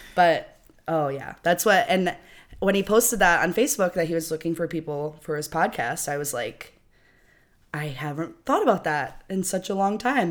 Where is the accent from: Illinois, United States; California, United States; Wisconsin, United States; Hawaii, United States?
Illinois, United States; Rockford; I'm from Rockford